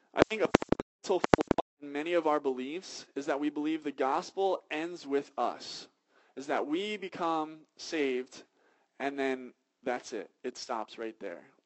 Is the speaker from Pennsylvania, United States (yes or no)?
yes; Philadelphia, Pennsylvania, United States; I'm from Philadelphia